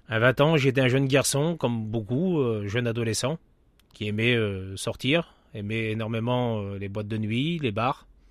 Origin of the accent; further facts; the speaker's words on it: Pas-de-Calais, the North, Hauts-de-France, France; moved away; also born or lived in Paris region; je, suis, je suis du Nord, dans le 62